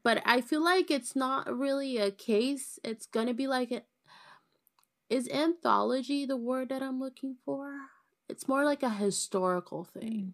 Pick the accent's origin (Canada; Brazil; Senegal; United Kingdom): Brazil; accent: Brazilian; speak Portuguese with my beautiful Brazilian accent